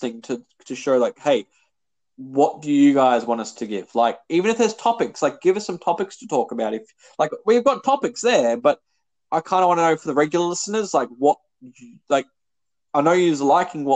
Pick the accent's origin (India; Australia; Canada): Australia; We're Australian